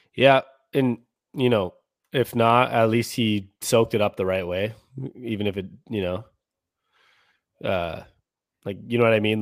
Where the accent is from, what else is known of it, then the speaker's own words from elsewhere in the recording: Seattle, Washington, United States; moved away as an adult; now in Phoenix, United States; born and raised in Seattle